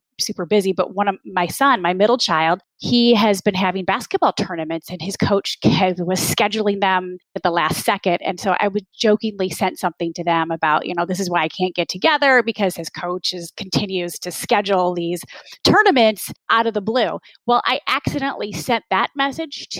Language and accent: English; Jackson, Michigan, United States; I grew up in Jackson, Michigan, in the Midwest. I'm a Midwest kid.